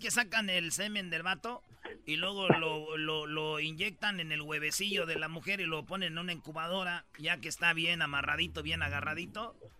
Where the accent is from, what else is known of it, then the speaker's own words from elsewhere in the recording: Nuevo León, Mexico; moved away; yo soy de Nuevo León